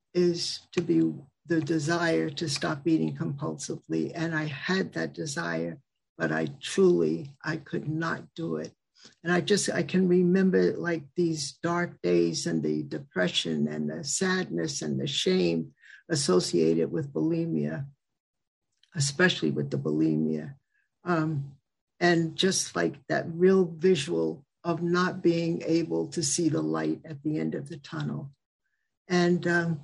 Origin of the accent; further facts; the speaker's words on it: Westchester County, New York, United States; also born or lived in Mid-Hudson Valley, New York / Atlanta, Georgia; I'm from the Mid-Hudson Valley region. Grew up in Westchester County